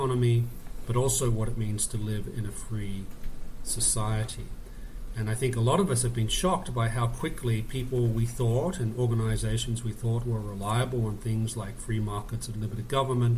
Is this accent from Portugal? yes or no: no; Australia; moved away as an adult; also born or lived in Oxford; now in United States; I'm actually Australian by birth, and I grew up in Australia.